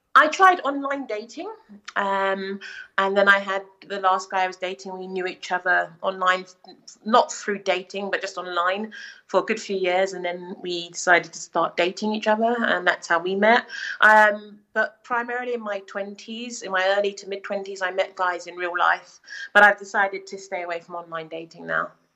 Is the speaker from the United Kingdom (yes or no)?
yes; United Kingdom; I'm also British, but I'm black